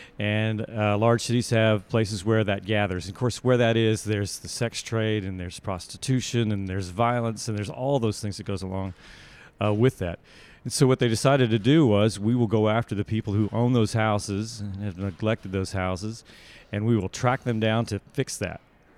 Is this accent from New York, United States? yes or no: no; Los Angeles, California, United States; now in Dallas, United States; Yeah, I live in Dallas, Texas, but I was born and raised in Los Angeles, and now I work for movement.org.